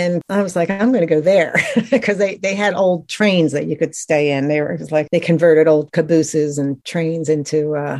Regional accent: Atlantic City, New Jersey, United States; now in Outer Banks, United States; I'm originally from Atlantic City, New Jersey, which is a kind of a beach tourist town. And now I moved to the Outer Banks, which is a tourist town.

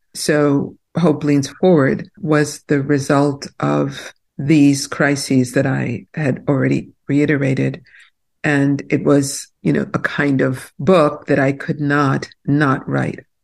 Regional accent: New York City, New York, United States; also born or lived in New Jersey; now in New Hope, United States; I grew up in Brooklyn, New York, and Brooklyn was not the fancy place it is today

